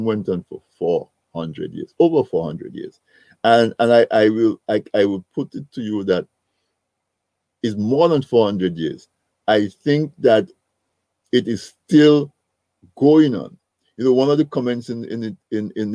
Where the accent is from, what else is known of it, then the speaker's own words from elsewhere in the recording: Dominica; So I grew up in Dominica